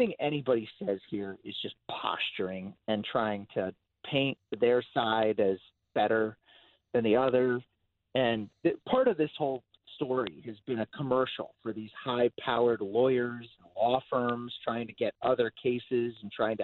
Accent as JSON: {"language": "English", "town": "Denver", "region": "Colorado", "country": "United States", "tie": "born or raised there", "moved": "yes", "said": "I grew up in Denver"}